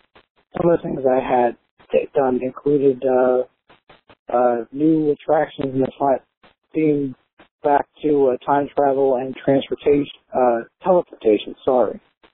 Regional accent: Southern California, United States; now in New Jersey, United States; I grew up in Southern California

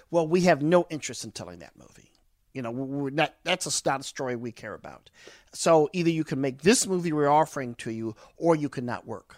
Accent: East St. Louis, Illinois, United States; growing up in East Saint Louis, East Saint Louis is rough, rugged, and raw

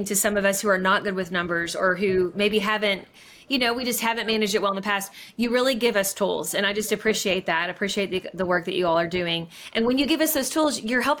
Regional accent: Kentucky, United States; now in Georgia, United States; when we live away from our home state, we're from Kentucky, we live in Georgia.

